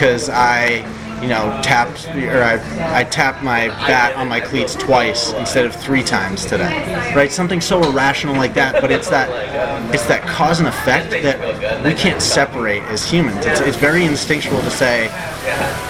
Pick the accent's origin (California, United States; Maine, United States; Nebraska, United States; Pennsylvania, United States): Maine, United States; Portland; I grew up in Portland, Maine